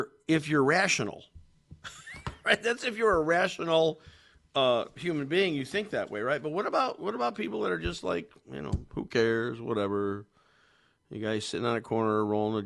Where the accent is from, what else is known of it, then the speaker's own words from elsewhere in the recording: Meriden, Connecticut, United States; Meriden, the Silver City, my hometown